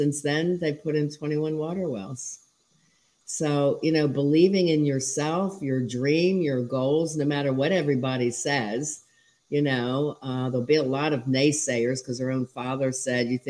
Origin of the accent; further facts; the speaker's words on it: Huntingdon Valley, Pennsylvania, United States; also born or lived in Ocean City, New Jersey; now in Florida, United States; I grew up in Huntington Valley, outside of Northeast Philly